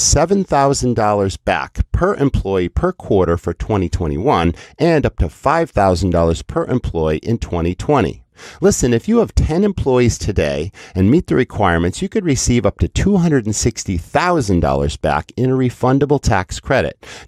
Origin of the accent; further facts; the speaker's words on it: Western Massachusetts, United States; as a kid growing up in Western Massachusetts